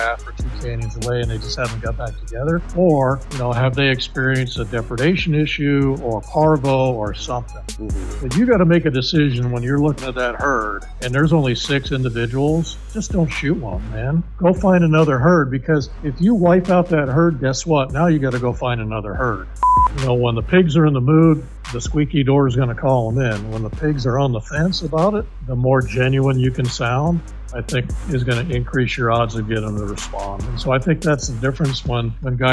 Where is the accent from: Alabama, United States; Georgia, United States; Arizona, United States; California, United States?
Arizona, United States; Tucson; I was born in Tucson, so native Arizona, and started hunting at the age of 10